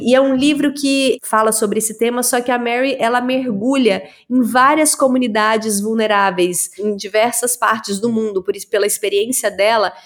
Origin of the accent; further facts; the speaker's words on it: Araguari, Minas Gerais, Brazil; moved away; Eu sou de Minas, do interior de Minas